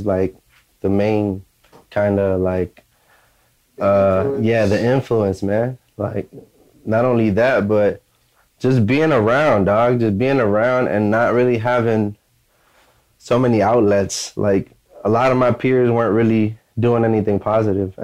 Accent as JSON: {"language": "English", "area": "Hyattsville", "region": "Maryland", "country": "United States", "also_born_or_lived": "Washington, D.C.", "said": "I'm from Hinesville, Maryland. I was born in D.C."}